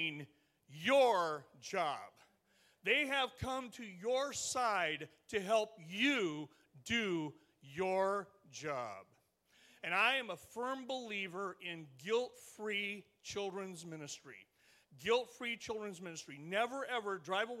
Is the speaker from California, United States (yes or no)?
yes; Stockton, California, United States; I am from Stockton, California, Northern California